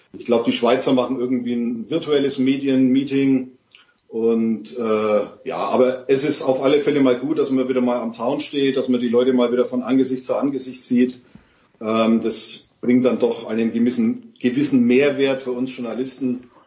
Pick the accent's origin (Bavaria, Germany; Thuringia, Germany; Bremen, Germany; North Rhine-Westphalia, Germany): Bavaria, Germany; Bavaria / Franconia, Germany; als Bayer oder Franke